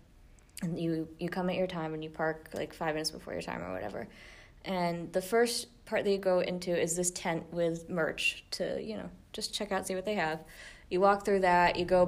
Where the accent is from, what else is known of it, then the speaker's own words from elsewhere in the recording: Connecticut, United States; moved away; I grew up in Connecticut